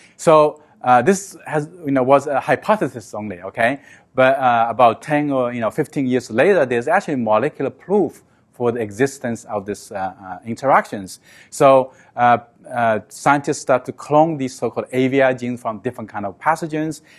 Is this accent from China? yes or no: yes; China; moved away; I grew up with in China. I live in a small village